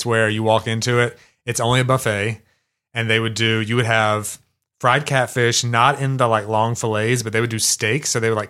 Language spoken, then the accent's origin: English; Kosciusko, Mississippi, United States; moved away as an adult; also born or lived in New York; I grew up in Mississippi.